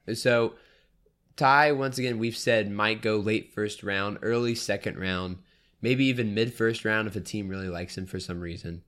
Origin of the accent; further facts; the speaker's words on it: New Orleans, Louisiana, United States; I'm a Saints fan, I'm from New Orleans, but I'm, my family's from New Orleans